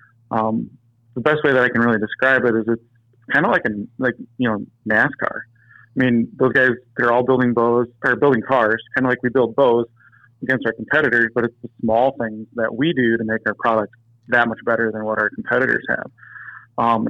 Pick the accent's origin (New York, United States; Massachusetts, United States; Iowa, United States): Iowa, United States; now in Wisconsin, United States; I'm originally from Iowa